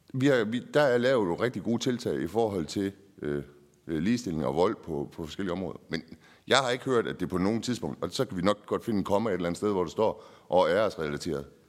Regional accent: Nyborg, Southern Denmark, Denmark; jeg er fra Nyborg

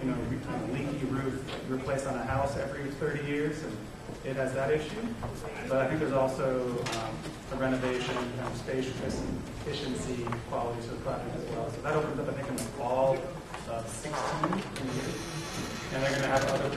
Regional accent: San Francisco, California, United States; I come from San Francisco where I grew up

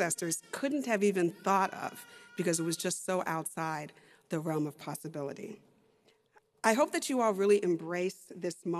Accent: Texas, United States; I'm a lawyer, I'm a professor, and I'm from Texas

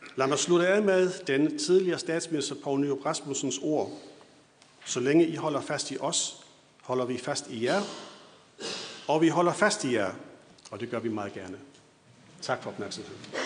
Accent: Schleswig-Holstein, Germany; Vi sydslesvigere på Idrætshøjskolen blev stort set betragtet som tyskere

